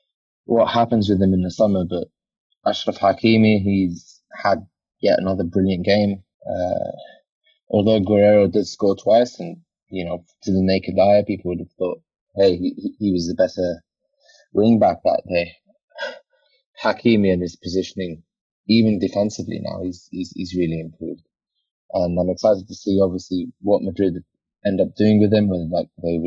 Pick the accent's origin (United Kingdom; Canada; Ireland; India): United Kingdom; England; I'm perfectly English